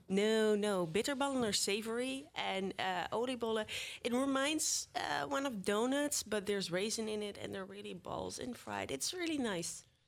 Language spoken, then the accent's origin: English; The Hague, South Holland, Netherlands; I'm from The Hague originally